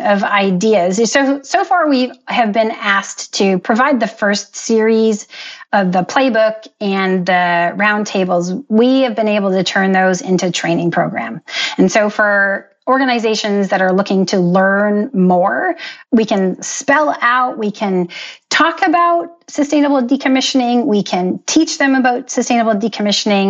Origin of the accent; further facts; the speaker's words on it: Canada; I was born and raised in Canada.